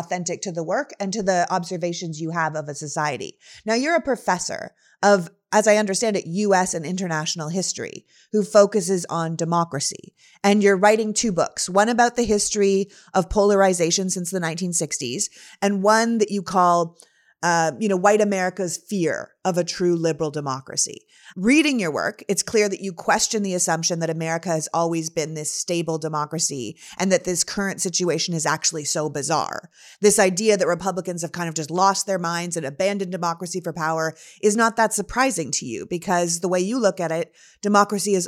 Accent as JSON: {"language": "English", "country": "Canada", "tie": "born or raised there", "moved": "yes", "lives_now": "United States", "said": "I was born and raised in Canada. And although I'm an American citizen now"}